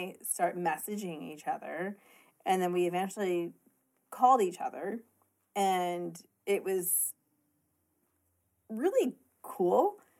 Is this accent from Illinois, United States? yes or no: yes; Columbia, Illinois, United States